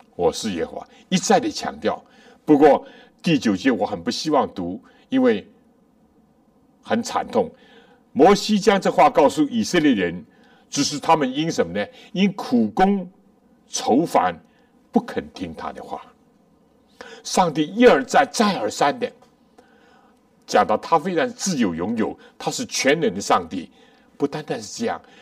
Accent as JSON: {"language": "Chinese", "country": "China", "said": "我们中国人"}